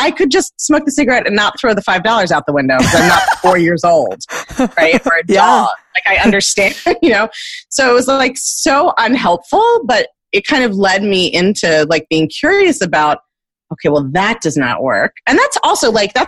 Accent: Baltimore, Maryland, United States; I grew up in Baltimore to New Yorker parents who were like expats

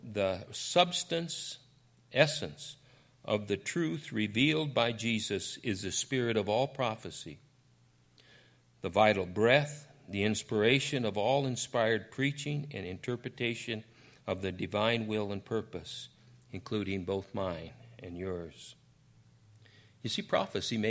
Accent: Deadwood, South Dakota, United States; I was born in Deadwood

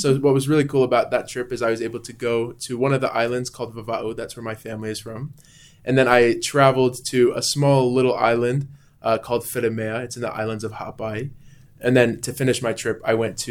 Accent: Logan, Utah, United States; also born or lived in Hyrum, Utah / Alaska; I grew up in Logan, Utah

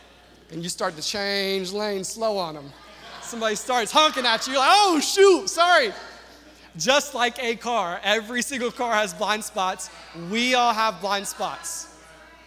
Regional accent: the South, United States; I'm from the South

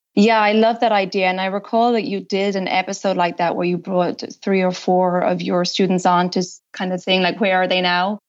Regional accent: Ireland; also born or lived in United States; now in France; I'm originally from Ireland.

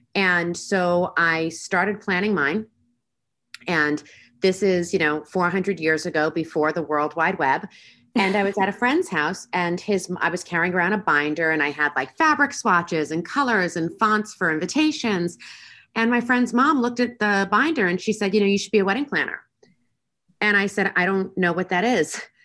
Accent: Long Island, New York, United States; now in Las Vegas, United States; I was originally born and raised on Long Island in New York

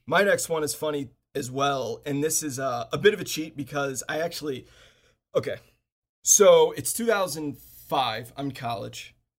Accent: Washington, D.C. area, District of Columbia, United States; I live, I grew up in the Washington, D C area, suburb of Washington, D C.

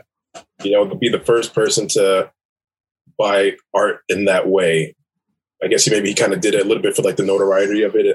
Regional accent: Jamaica; I'm Jamaican

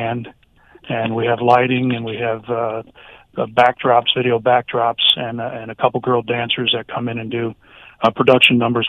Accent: South Florida, United States; South Florida is home base

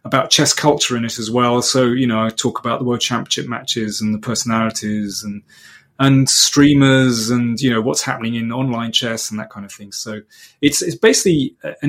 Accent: London, United Kingdom; as we say in London.

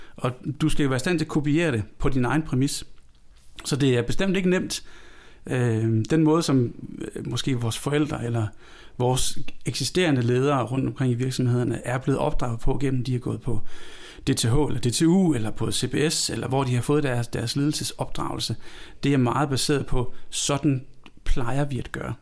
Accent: Denmark; now in Copenhagen, Denmark; Jeg er født i Jylland. Jeg flyttet til København for... Jeg har boet i København flere år, end jeg har boet i Jylland.

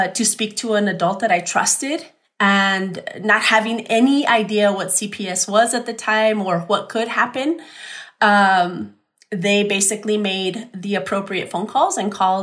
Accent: El Paso, Texas, United States; I'm born and raised in El Paso.

